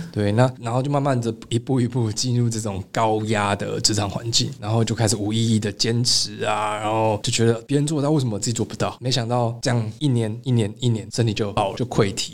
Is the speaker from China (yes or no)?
no; Taipei, Taiwan; 我的老家是在新义暗河那一带，那其实就是在那个环境里面都是这种灯红酒，高楼大厦